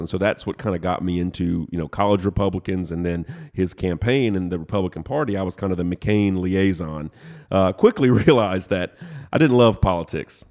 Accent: Lafayette, Louisiana, United States; moved away as an adult; also born or lived in Lake Charles, Louisiana / Nashville, Tennessee; now in Chattanooga, United States; originally, I was born in Lake Charles, Louisiana, but grew up in Lafayette, Louisiana.

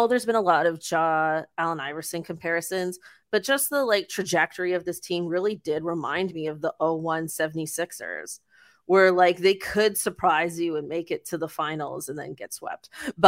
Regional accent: Mississauga, Ontario, Canada; He's Mississauga's own. We're both from Saga, yeah.

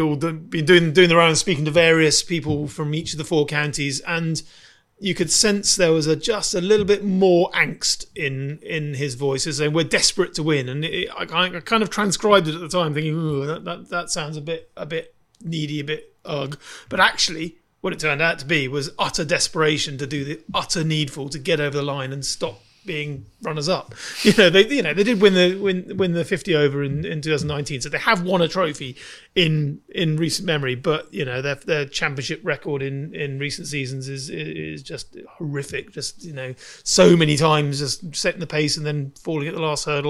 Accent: Dorset, South West England, United Kingdom; I grew up in Dorset

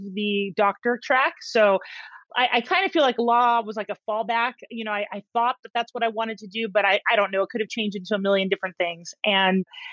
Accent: Sacramento, California, United States; I grew up in Sacramento

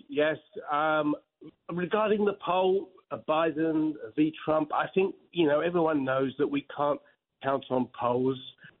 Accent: England, United Kingdom; now in Manhattan, United States; Originally, I'm from England.

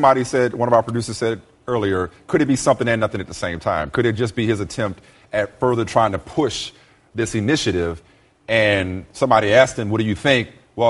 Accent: New Orleans, Louisiana, United States; now in Los Angeles, United States; that's why it's my hometown

